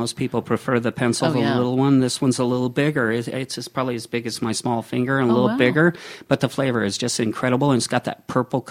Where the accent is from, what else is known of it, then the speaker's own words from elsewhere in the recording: Seattle, Washington, United States; now in Walla Walla, United States; I'm from the Seattle area, so I know, you know, the rain and fog